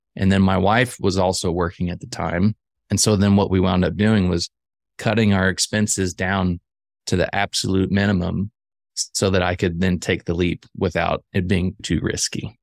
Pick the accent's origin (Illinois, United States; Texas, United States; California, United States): Illinois, United States; central; I grew up in the Midwest, actually central Illinois